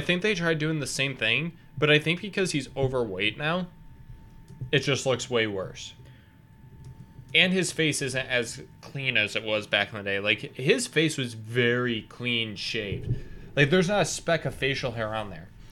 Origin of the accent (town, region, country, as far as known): Pittsfield, Massachusetts, United States; born or raised there